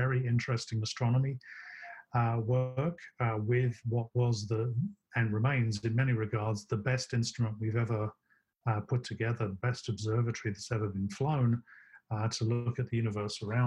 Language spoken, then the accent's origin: English; London, United Kingdom; moved away as an adult; also born or lived in Birmingham; now in United States; I grew up in Southeast London